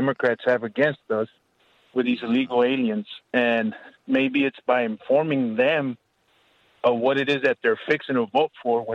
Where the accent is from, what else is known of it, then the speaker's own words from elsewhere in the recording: Texas, United States; also born or lived in Mexico; I'm Mexican by birth. I'm from Texas. I've always resided in Texas.